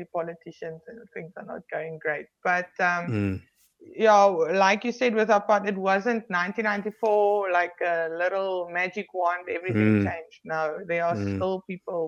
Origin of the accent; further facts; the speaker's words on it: Paarl, Western Cape, South Africa; I was stationed at a station where, in Paul, it was my hometown at that time